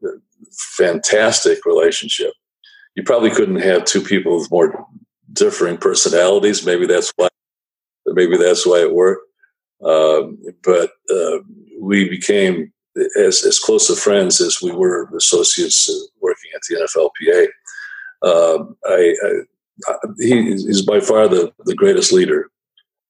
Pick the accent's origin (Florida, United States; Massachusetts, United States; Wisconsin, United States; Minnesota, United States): Wisconsin, United States; Racine; moved away as an adult; also born or lived in Washington; growing up in Wisconsin, the only pro sports team we had in my younger years were the Milwaukee Braves